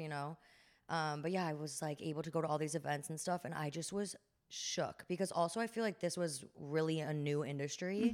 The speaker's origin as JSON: {"language": "English", "town": "Chicago", "region": "Illinois", "country": "United States", "also_born_or_lived": "Northern California", "moved": "as an adult", "lives_now": "New Jersey, United States", "said": "And then I'm from Chicago. So before that, I was living in Chicago"}